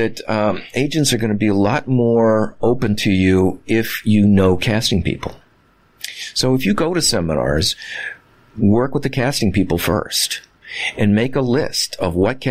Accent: Midwest, United States; I was raised in the Midwest

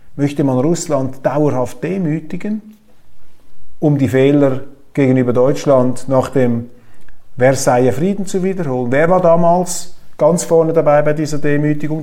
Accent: Switzerland; bei uns in Europa oder in der Schweiz

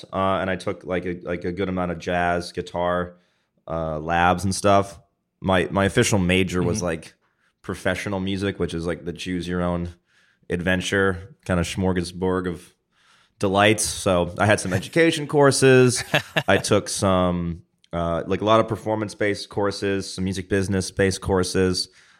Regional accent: Boston, Massachusetts, United States; I grew up in Boston.

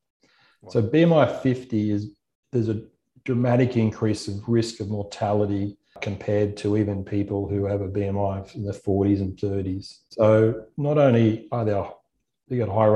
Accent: Gold Coast, Queensland, Australia; I grew up on the Gold Coast. My parents live here

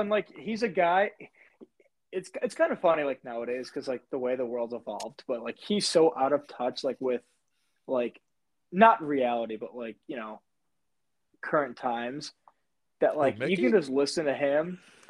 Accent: Chicago, Illinois, United States; I grew up in Chicago

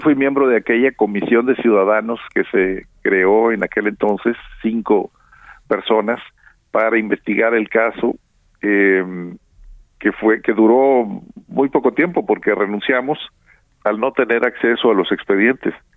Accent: Nuevo León, Mexico; aquí en mi tierra, en Nuevo León

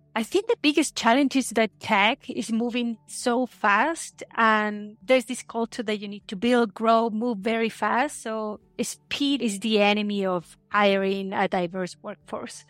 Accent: Chile; moved away as an adult; also born or lived in Santiago, Chile / Constitución, Chile / Seattle, United States; I grew up in Chile

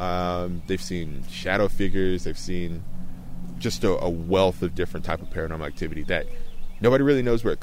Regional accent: Tuscaloosa, Alabama, United States; born or raised there

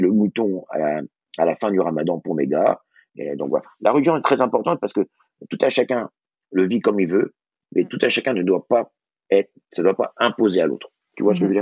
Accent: Brittany, France; je suis breton

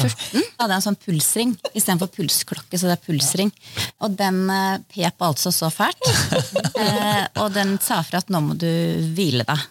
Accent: Østfold, Norway; Østfold er jo hjemstedet mitt

